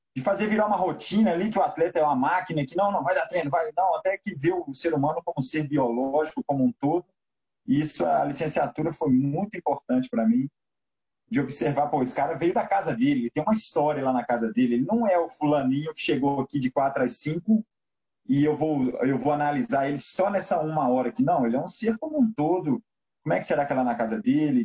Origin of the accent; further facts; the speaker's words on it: Belo Horizonte, Minas Gerais, Brazil; Eu sou mineiro, sou de Belo Horizonte